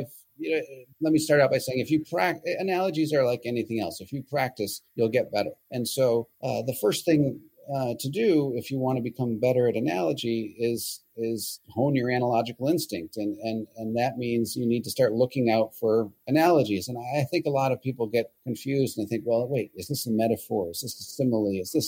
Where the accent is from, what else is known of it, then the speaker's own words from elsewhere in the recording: Michigan, United States; I come from Michigan, and I had worked on campaigns in Michigan